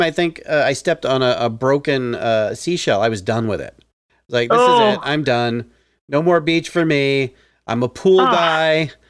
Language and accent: English; Philadelphia, Pennsylvania, United States; now in Las Vegas, United States; I'm from the Philly area originally.